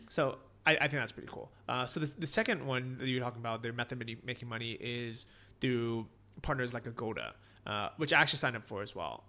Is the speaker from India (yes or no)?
no; San Francisco, California, United States; first language English; moved away as an adult; also born or lived in Orange County / Los Angeles; I grew up in San Francisco